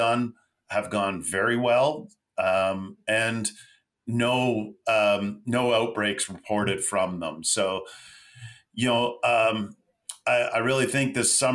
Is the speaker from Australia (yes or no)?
no; Mississauga, Ontario, Canada; also born or lived in Toronto (east side); Grew up in West Side Toronto, Mississauga, Port Credit